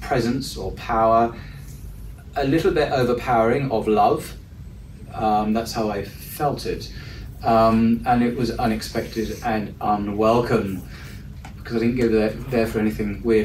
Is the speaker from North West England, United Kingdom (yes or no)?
no; Leigh-on-Sea, East of England, United Kingdom; moved away as an adult; now in London, United Kingdom; I'm an Essex boy. So I was born in Leigh-on-Sea, which is a seaside village on the south coast of Essex